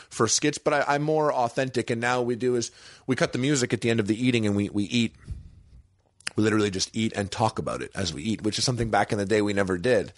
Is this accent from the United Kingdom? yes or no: no; Canada; moved away as an adult; now in Los Angeles, United States; I'm Canadian